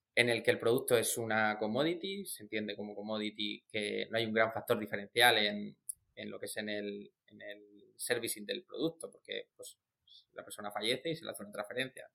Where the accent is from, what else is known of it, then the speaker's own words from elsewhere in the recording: Murcia, Region of Murcia, Spain; soy del sur, que soy de Murcia